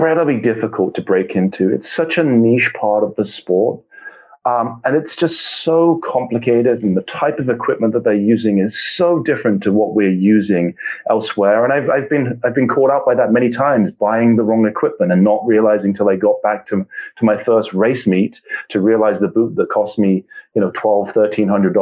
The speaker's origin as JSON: {"language": "English", "region": "England", "country": "United Kingdom", "tie": "born or raised there", "said": "I, as I said, was born and raised in England"}